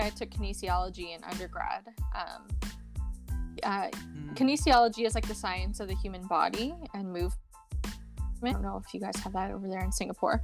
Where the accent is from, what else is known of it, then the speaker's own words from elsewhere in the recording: Toronto, Ontario, Canada; I'm from Canada, like in Toronto area.